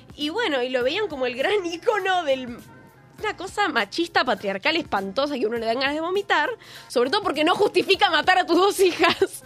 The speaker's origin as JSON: {"language": "Spanish", "region": "Buenos Aires", "country": "Argentina", "said": "Yo soy del barrio de San Telmo. Y orgullosa."}